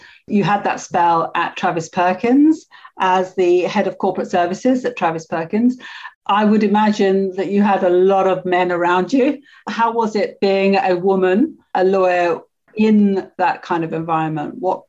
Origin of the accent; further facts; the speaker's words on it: London, United Kingdom; accent: Cockney; I distinctly remember adjusting my accent to the upper middle class when I went to university, you know, from being a very Cockney style accent when I lived in Paddington.